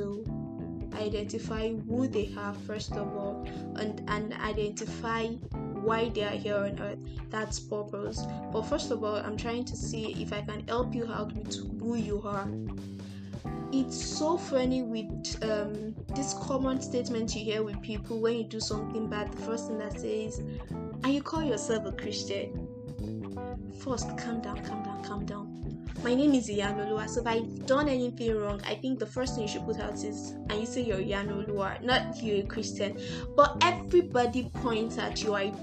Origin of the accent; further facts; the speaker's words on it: Nigeria; I'm a Nigerian